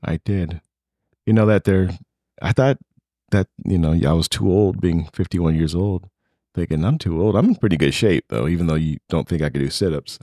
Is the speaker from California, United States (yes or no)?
no; Las Vegas, Nevada, United States; moved away; I grew up in Vegas